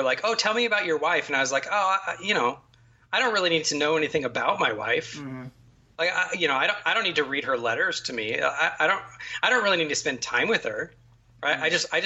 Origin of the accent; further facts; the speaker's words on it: United States; I am in many ways far too American